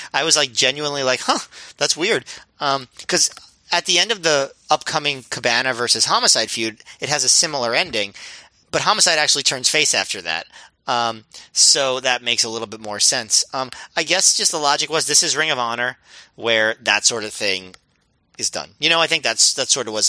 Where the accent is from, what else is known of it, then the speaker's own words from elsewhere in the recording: United States; as an American